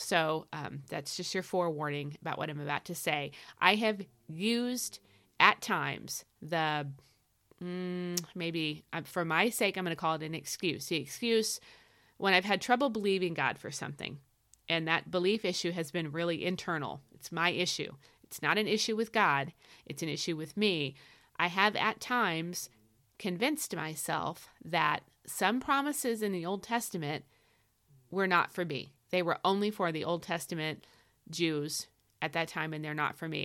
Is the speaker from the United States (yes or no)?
yes; United States; I'm an American